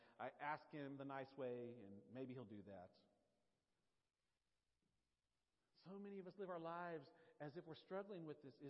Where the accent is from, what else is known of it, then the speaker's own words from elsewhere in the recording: Nashville, Tennessee, United States; accent: Nashville; That's actually my Nashville accent